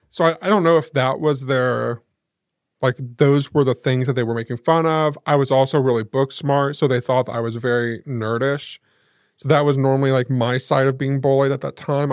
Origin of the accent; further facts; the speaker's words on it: Muncie, Indiana, United States; also born or lived in Selma; we lived in Muncie